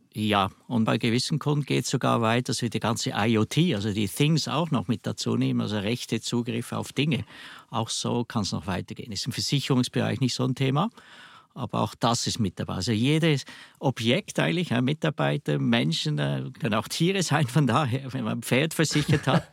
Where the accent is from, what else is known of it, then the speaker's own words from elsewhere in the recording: Switzerland; accent: Swiss dialect; ich höre es vielleicht am Dialekt, ich komme aus der Schweiz